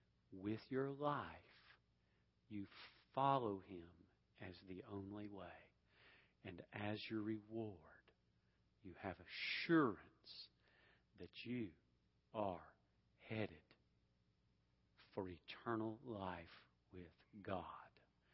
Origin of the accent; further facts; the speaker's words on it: Atlanta, Georgia, United States; I came from Atlanta, so it's a little tough, okay?